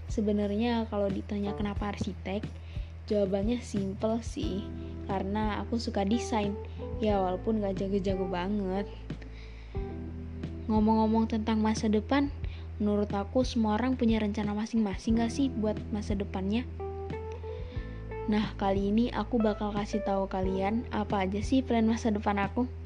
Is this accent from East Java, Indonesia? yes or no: no; Bandar Lampung, Lampung, Indonesia; Oh iya, kenalin … Aku dari Bandar Lampung.